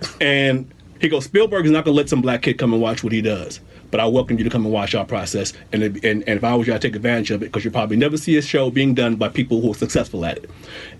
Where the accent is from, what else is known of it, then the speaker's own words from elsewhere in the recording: New York, United States; I'm from New York